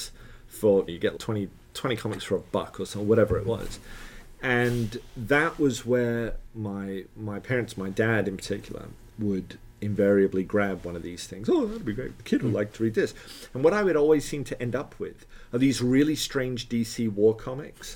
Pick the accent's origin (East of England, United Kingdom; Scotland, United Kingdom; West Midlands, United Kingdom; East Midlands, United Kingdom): East of England, United Kingdom; Letchworth; moved away; also born or lived in Hollywood, Florida; Letchworth, which is where I grew up